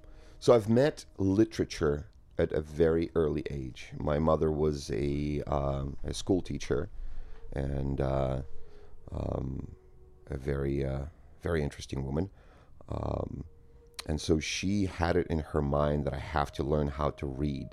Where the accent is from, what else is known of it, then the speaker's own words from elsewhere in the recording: Moscow, Russia; also born or lived in Ukraine; So I grew up in Soviet Union, in between Moscow and a small town in Ukraine